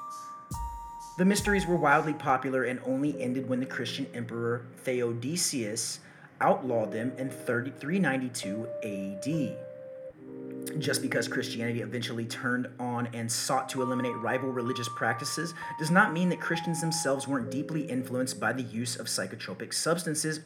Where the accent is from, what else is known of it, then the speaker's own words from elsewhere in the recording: Texas, United States; I'm from Texas